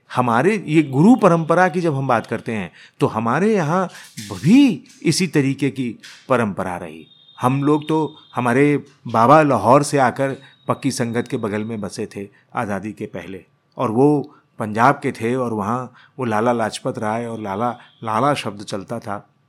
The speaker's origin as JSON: {"language": "Hindi", "town": "Allahabad", "region": "Uttar Pradesh", "country": "India", "said": "हमारी रगों में हमारा शहर हमारा इलाका जब गूंजने लगे"}